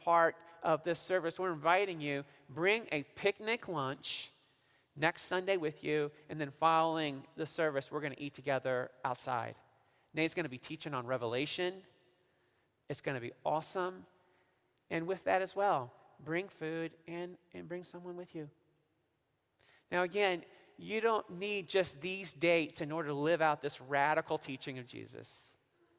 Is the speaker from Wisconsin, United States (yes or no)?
no; Missouri, United States; now in Oak Park, United States; growing up in Missouri